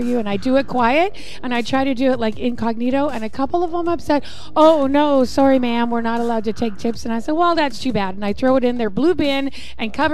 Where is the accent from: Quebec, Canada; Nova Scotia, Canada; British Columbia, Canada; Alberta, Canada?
British Columbia, Canada; I was born in British Columbia.